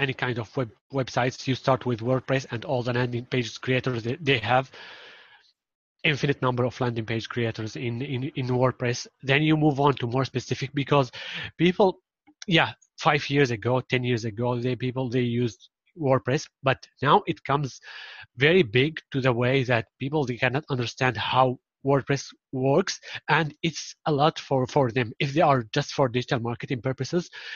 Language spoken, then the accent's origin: English; Syria; first language Arabic; English is a second language; now in Turkey; Yes, I'm from Syria. I'm originally from Syria